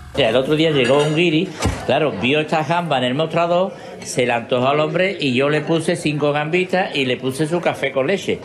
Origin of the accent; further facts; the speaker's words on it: Andalusia, Spain; moved away as an adult; now in Poland; de mi tierra, de Andalucía